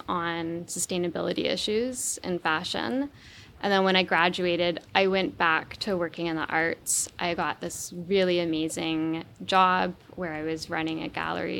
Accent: Vancouver Island, British Columbia, Canada; I grew up on the west coast of Canada. I grew up on Vancouver Island

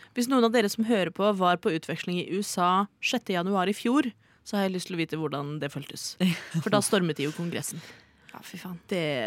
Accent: Oslo, Norway; Jeg er født og oppvokst i Oslo

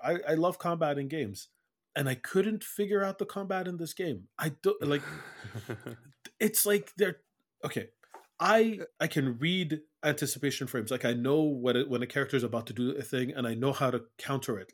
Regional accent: Iraq; moved away; I'm I'm from Iraq, but I've been living here for 30 years

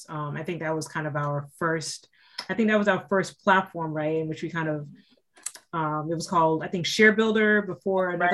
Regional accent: New York City, New York, United States; Me and Kanae, we grew up in Brooklyn, New York

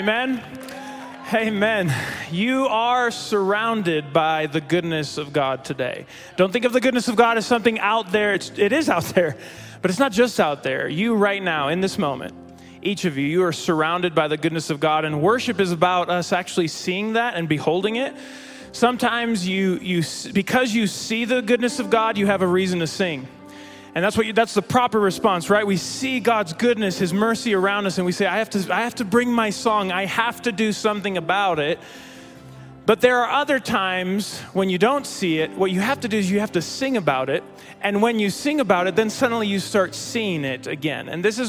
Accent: Mexico; I grew up in Mexico. I'm a missionary kid.

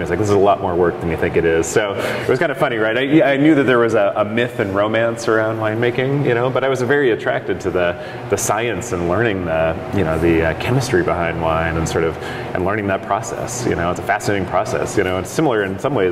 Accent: Oregon coast, United States; also born or lived in San Francisco; I grew up in Oregon, on the Oregon coast

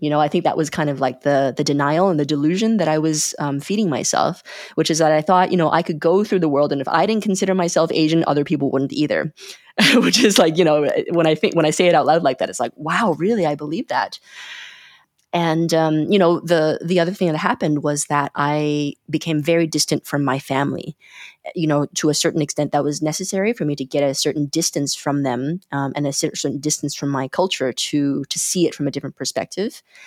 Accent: Calgary, Alberta, Canada; moved away as an adult; also born or lived in China / Montreal, Canada; now in Berlin, Germany; I was born in China in nineteen eighty-four, and I immigrated with, uh, with my parents to Canada when I was six, and, uh, grew up in, in Calgary in Canada

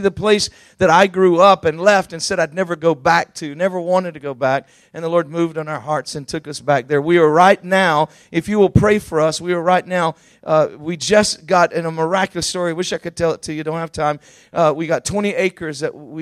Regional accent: Georgia, United States; I'm from Georgia.

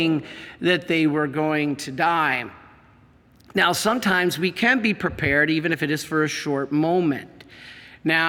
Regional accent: Monroe, Michigan, United States; I'm from Monroe. I lived on South Custer Road. I went to, played baseball in the Custer Baseball League.

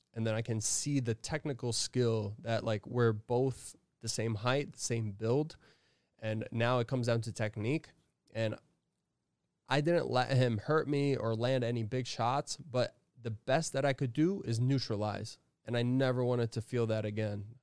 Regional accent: Connecticut, United States; I'm from Connecticut, you know? I'm from up north in New England.

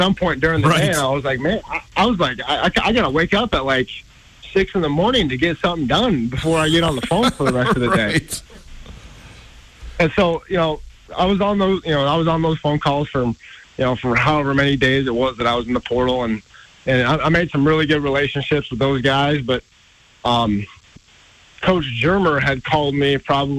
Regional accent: Bellevue, Nebraska, United States; growing up in Nebraska, it's always every little kid's dream in Nebraska to be a Cornhusker

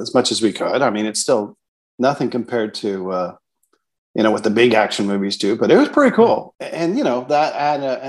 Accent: Canada; We're Canadian

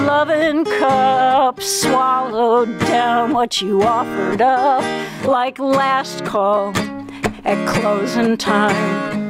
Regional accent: Montana, United States; born there; And I was born in Montana.

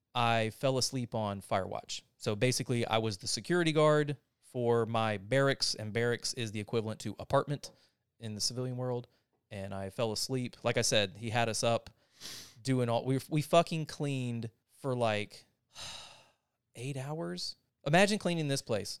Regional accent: North Carolina, United States; now in Austin, United States; I'm from North Carolina

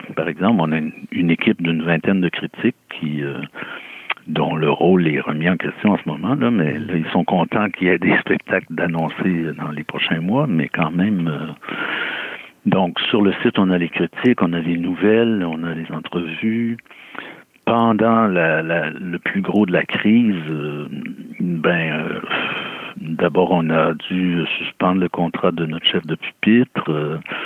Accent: Rimouski, Quebec, Canada; je suis originaire de Rimouski

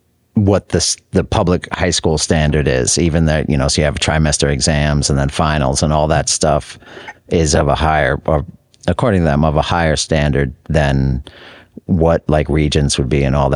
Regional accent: North Massapequa, New York, United States; also born or lived in Queens, New York; I grew up in North Massapequa. The main... local public high school was Plain Edge High School

